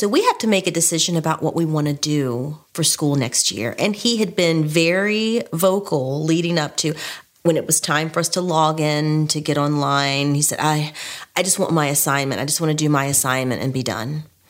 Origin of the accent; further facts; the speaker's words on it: Richmond, Virginia, United States; now in Laurel, United States; I'm originally from Richmond, Virginia. My family and I live in Laurel, Maryland.